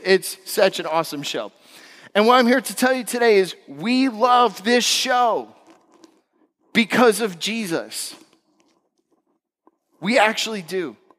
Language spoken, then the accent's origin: English; Florida, United States; also born or lived in West Coast; I'm from West Coast. I'm from Florida.